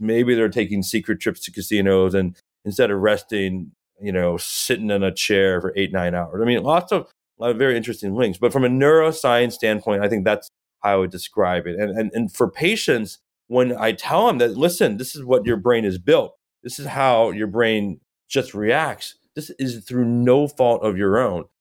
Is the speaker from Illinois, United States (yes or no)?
yes; Chicago, Illinois, United States; moved away as an adult; now in Los Angeles, United States; I grew up in Chicago, a huge Chicago sports fan